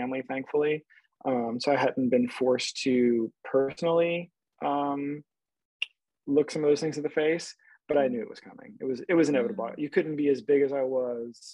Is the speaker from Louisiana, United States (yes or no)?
yes; South Louisiana, United States; I am from South Louisiana, great place to grow up